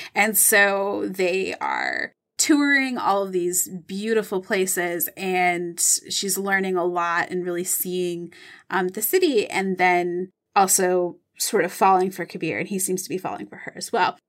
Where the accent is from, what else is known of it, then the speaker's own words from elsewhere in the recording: Michigan, United States; I'm from Michigan. I know Lake Michigan really well.